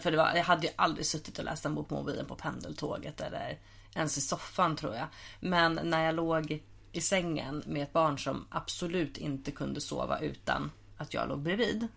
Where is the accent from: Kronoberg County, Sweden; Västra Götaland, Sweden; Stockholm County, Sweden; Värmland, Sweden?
Stockholm County, Sweden; Huddinge; jag är uppvuxen i Huddinge